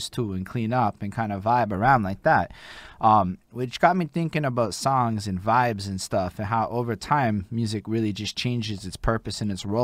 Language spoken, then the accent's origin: English; Montreal, Quebec, Canada; I'm from Montreal